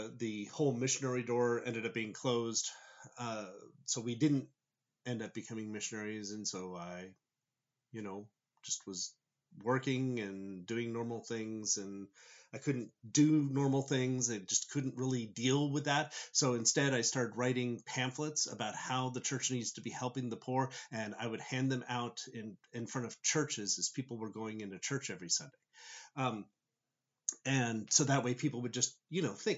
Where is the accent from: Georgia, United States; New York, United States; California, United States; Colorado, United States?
California, United States; Southern; I grew up in Southern California